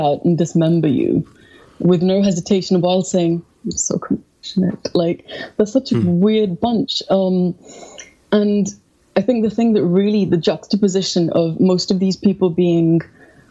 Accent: India; moved away as an adult; now in London, United Kingdom; I felt I was being suffocated in India

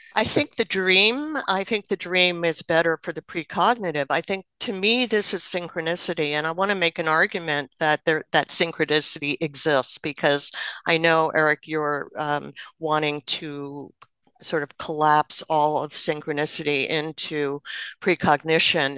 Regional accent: New Jersey, United States; I grew up in New Jersey, and my father worked in New York City.

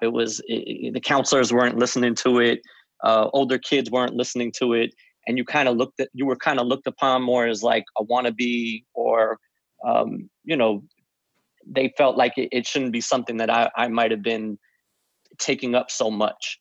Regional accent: White Plains, New York, United States; also born or lived in Forest Hills, Queens, New York; born in, in Forest Hills, lived in Queens till it was about five or six, and then moved to White Plains

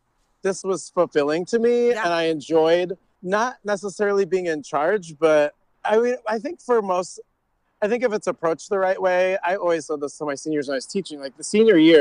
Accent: Auburn, Indiana, United States; I grew up in Auburn, Indiana, so I went to DeKalb Middle School

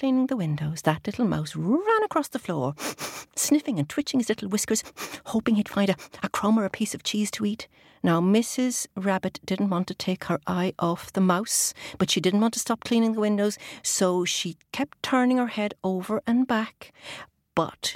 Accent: Ireland; I grew up in Ireland

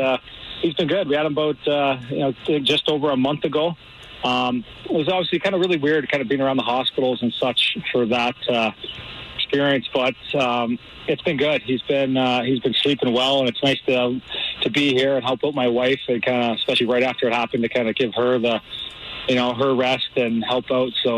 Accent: Canada; now in Missouri, United States; we're Canadian.

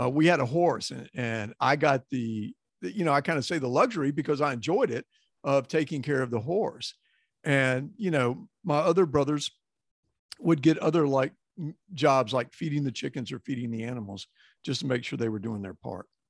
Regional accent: Glen Rose, Texas, United States; growing up in Texas

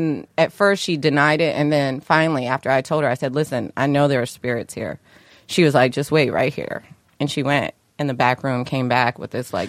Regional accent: Dayton, Ohio, United States; moved away; growing up in Dayton, Ohio

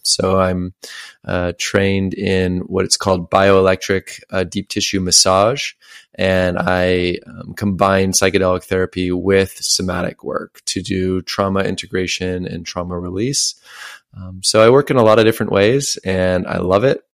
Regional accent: Washington, United States; my hometown, I lived in Washington State. It's a very small town

